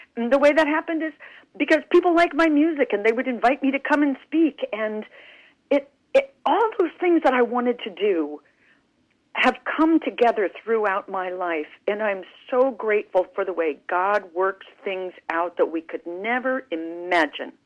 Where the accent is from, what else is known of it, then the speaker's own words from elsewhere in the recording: Clovis, New Mexico, United States; moved away; I grew up in Clovis, New Mexico